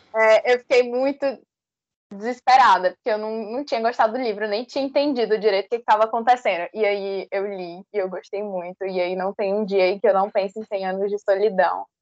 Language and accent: Portuguese; Northeasterners, Northeast Region, Brazil; somos nordestinos